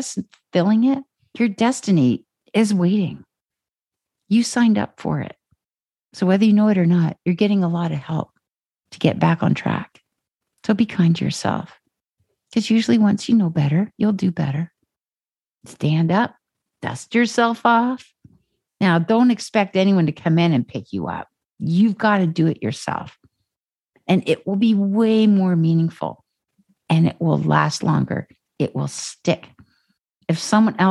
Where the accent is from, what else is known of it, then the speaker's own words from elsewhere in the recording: Ontario, Canada; moved away as an adult; also born or lived in Calgary; now in Vancouver, Canada; I'm from Ontario